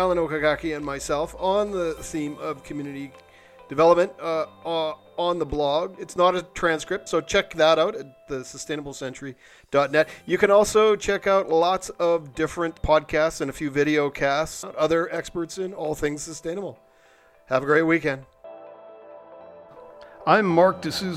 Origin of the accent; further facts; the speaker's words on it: Canada; I'm just a socialist from Canada